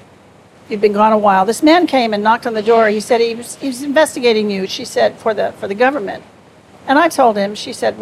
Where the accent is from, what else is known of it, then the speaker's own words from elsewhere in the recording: Wichita, Kansas, United States; moved away as an adult; I was from Wichita, Kansas